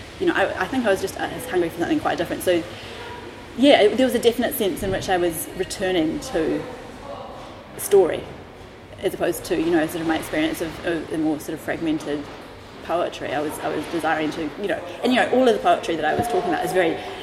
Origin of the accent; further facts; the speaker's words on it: Auckland, New Zealand; moved away as an adult; now in London, United Kingdom; I was born in Auckland, okay, in New Zealand